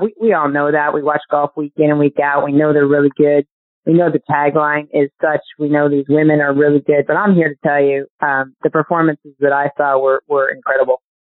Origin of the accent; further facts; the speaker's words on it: Syracuse, New York, United States; I grew up in Syracuse, New York